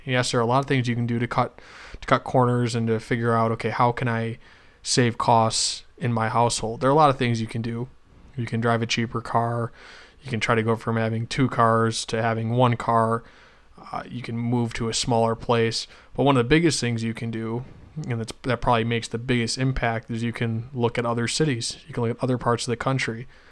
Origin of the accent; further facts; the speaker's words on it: Western New York, United States; moved away as an adult; also born or lived in Rochester, New York / Syracuse, New York; I grew up in Western New York